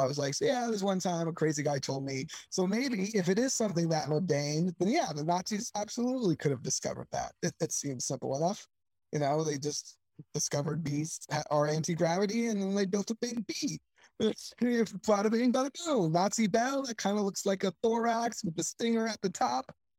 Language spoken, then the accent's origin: English; Sarasota, Florida, United States; moved away; Sarasota, Florida is my hometown. That's that's where I grew up